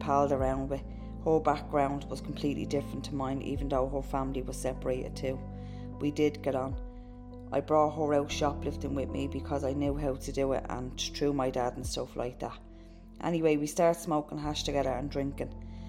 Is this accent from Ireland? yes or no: yes; Dublin, Leinster, Ireland; We moved to a different part of Dublin when I was 11. But when I was a kid, we grew up in Ballymun.